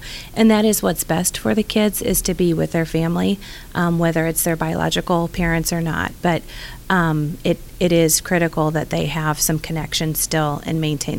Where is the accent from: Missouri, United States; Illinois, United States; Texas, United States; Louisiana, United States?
Missouri, United States; St. Louis; I am from St. Louis.